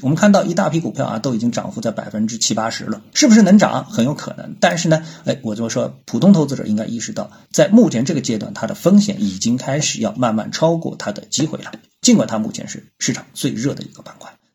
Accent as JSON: {"language": "Chinese", "country": "China", "said": "作为中国人"}